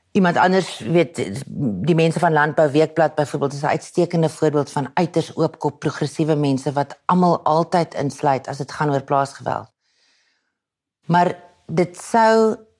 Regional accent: Pretoria, Gauteng, South Africa; accent: Pretoria / Waterkloof Afrikaans; Toe ek jonger was, moes ek probeer om my Pretoria aksent weg te steek

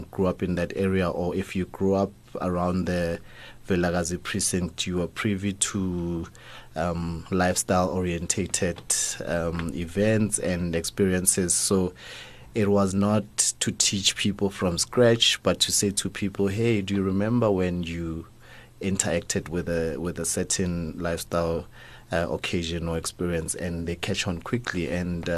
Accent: Soweto, Gauteng, South Africa; We grew up in Soweto

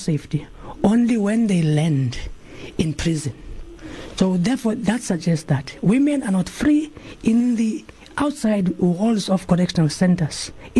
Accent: South Africa

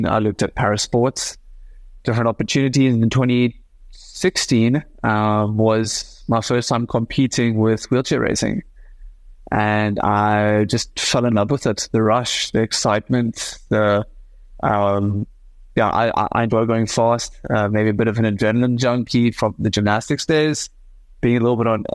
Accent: South Africa; representing my country as a South African gymnast

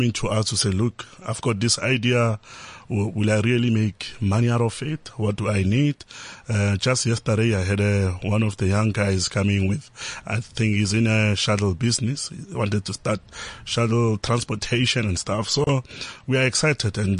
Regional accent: Limpopo, South Africa; now in Johannesburg, South Africa; growing up in Limpopo really made me who I am today

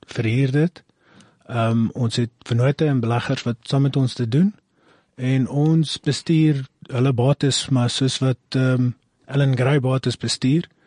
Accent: Northern Cape, South Africa; Ja, so ons is uh, van die Noord-Kaap af

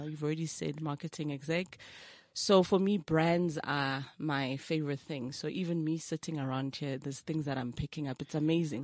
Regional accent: Brakpan, Gauteng, South Africa; also born or lived in KwaThema / Springs; grew up from Tsakane

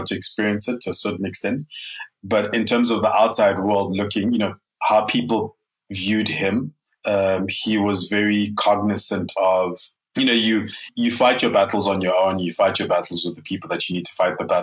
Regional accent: Lesotho; moved away as an adult; also born or lived in Ghana (ancestry) / Germany (ancestry); now in South Africa; Being an immigrant in Lesotho, I have been considered not Mosotho enough. Having grown up outside of Ghana my whole life

